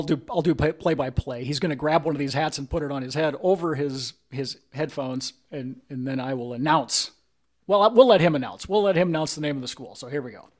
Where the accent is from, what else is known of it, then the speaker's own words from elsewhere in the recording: Primghar, Iowa, United States; my hometown of Primgar, Iowa